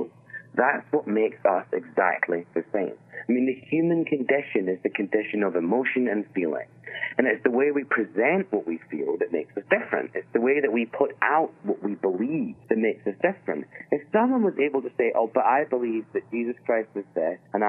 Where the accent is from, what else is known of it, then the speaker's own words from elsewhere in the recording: Scotland, United Kingdom; moved away; I'm Scottish